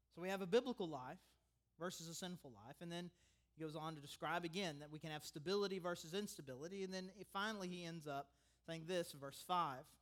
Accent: United States; I'm an American

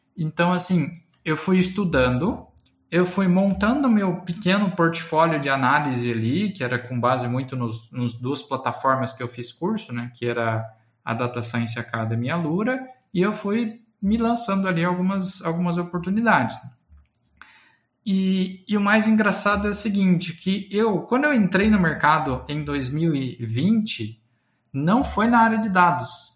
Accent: Guaíra, São Paulo, Brazil; moved away as an adult; also born or lived in Ribeirão Preto / Uberlândia / Campinas; eu nasci numa cidadezinha do interior de São Paulo chamada Guaíra. Eu estudei em Ribeirão Preto

